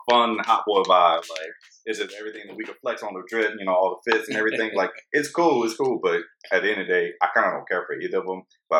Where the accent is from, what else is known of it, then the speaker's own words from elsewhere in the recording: Georgia, United States; growing up in the South and Georgia